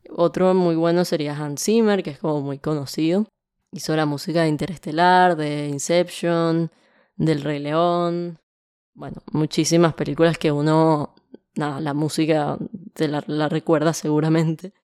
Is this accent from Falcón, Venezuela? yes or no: no; Caracas, Capital District, Venezuela; moved away as an adult; now in Argentina; vengo de Venezuela, nací en Venezuela y pasé toda mi vida ahí. En Venezuela vivía en Caracas, que es la capital